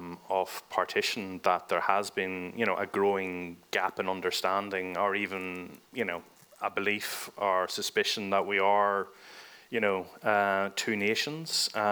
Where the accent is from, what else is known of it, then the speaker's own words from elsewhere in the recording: Northern Ireland, United Kingdom; growing up in the north that we were kind of cut off from the south, from our, our natural hinterland. Like, I very much saw myself as Irish.